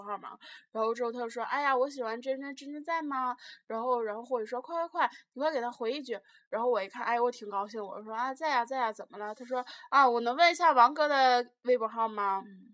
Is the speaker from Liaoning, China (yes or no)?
yes; Tieling, Liaoning, China; accent: Tieling-style Northeastern; also born or lived in Shenyang; 我们是在那个辽宁省省会沈阳念书嗯，然后我的家是沈阳旁边的铁岭市